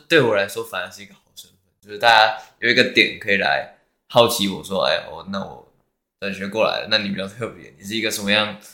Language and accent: Chinese; Taiwan; also born or lived in Shanghai, China; 那边只有我一个台湾人